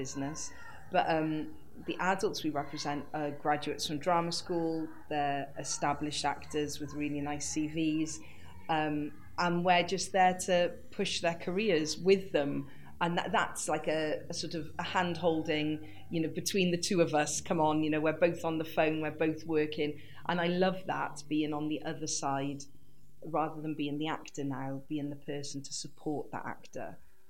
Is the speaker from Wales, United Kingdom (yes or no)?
yes; Wales, United Kingdom; I didn't realise that being quirky and kooky and just being me and being Welsh would be the foundation of a career.